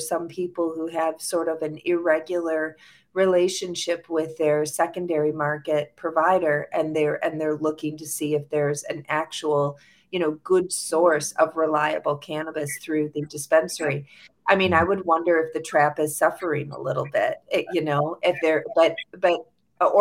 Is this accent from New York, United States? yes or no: yes; New York, United States; I am definitely a New Yorker